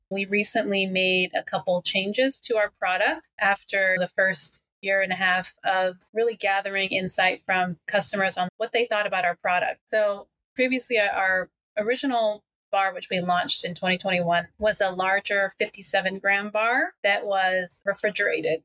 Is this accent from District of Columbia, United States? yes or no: yes; Washington, District of Columbia, United States; now in Los Angeles, United States; I'm originally from the DC area, but now living in Los Angeles.